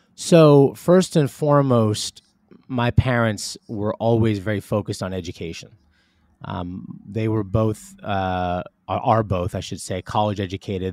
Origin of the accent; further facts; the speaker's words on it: Northern New Jersey, United States; moved away as an adult; also born or lived in Manhattan, New York / Riverdale, Bronx, New York; now in Westport, Connecticut, United States; moved to Northern New Jersey when I was very young, and lived in New Jersey f, till about, well, for my whole, my entire childhood